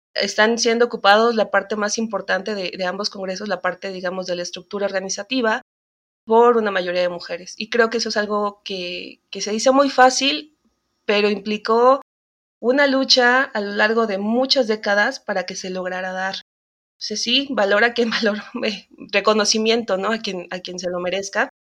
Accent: Mexico; como mexicanas

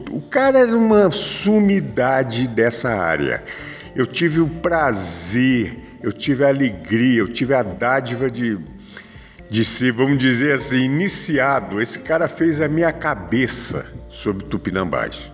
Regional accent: Brazil

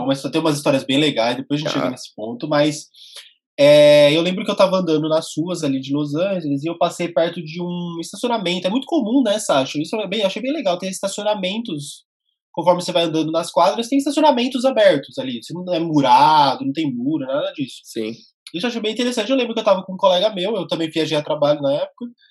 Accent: Brazil; eu sou brasileiro

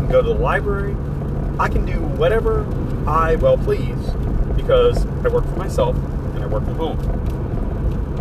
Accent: Florida, United States; moved away; My family lives in Florida. I'm from Florida

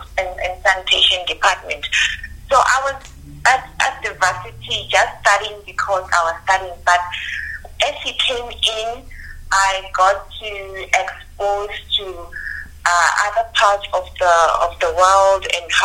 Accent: Limpopo, South Africa; I'm originally from Limpopo

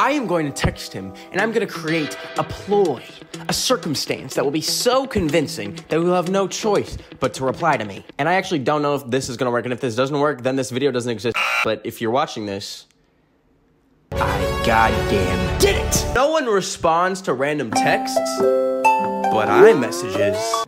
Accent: Canada; I am a Canadian

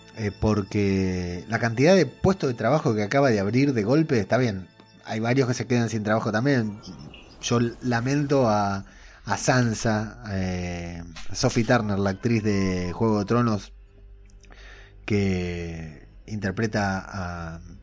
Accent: Argentina

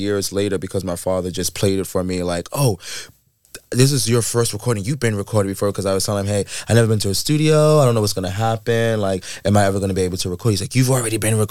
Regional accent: the South, United States; also born or lived in Queens ("Shadyville"); Growing up in the South

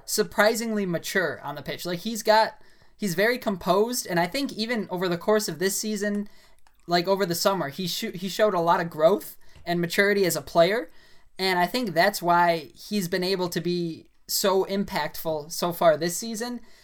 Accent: United States; I'm an American

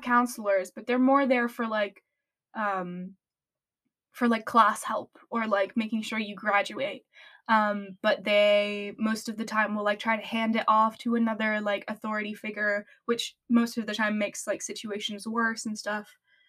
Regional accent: France; English is a second language; France, when I grew up in France, mental health is really not a big thing.

